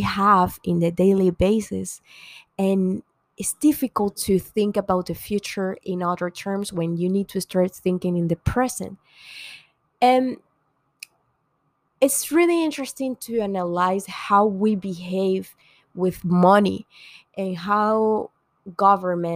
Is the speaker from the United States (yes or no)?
no; Venezuela; I'm from Venezuela